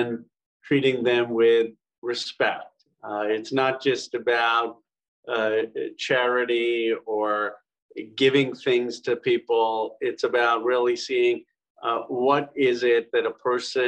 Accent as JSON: {"language": "English", "town": "Philadelphia", "region": "Pennsylvania", "country": "United States", "tie": "born or raised there", "moved": "yes", "said": "I was born in 1976 in Philadelphia, our bicentenary"}